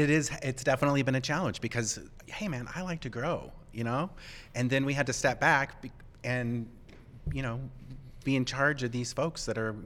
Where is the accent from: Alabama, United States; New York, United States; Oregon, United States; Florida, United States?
Oregon, United States; also born or lived in Humboldt County, California; we came from Humboldt County, is where we learned to grow. So I'm from Oregon, so we're not from down there, but that's where we learned to grow.